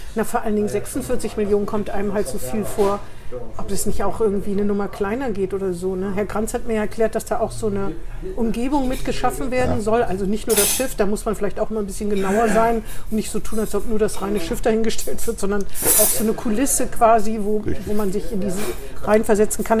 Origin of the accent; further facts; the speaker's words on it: Northern Hesse, Germany; now in Bremen, Germany; ich komme aus Nordhessen